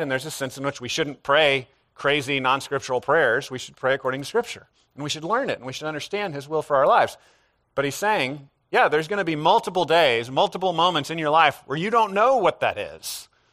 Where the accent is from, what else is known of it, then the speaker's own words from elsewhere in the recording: United States; as modern American people